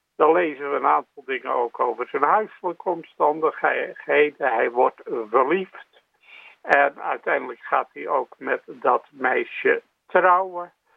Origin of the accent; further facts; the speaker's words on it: Rotterdam, South Holland, Netherlands; Ik ben Rotterdammer van geboorte